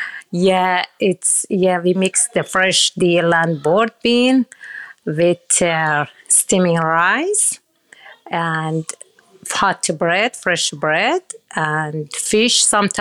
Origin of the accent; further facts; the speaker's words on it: Ahvaz, Khuzestan, Iran; English is a second language; And most of the people in South Iran, Ahvaz, because we have the big river in the city, every day the people catch the fresh fish.